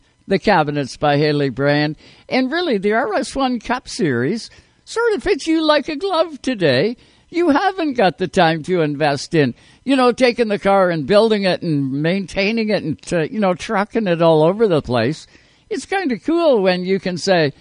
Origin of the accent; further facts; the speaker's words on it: Canada; as a Canadian race fan